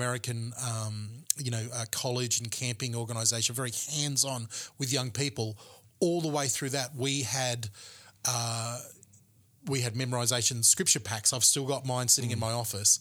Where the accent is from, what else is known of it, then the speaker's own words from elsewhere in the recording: Gold Coast, Queensland, Australia; the Independent Baptist Church that I grew up in the Gold Coast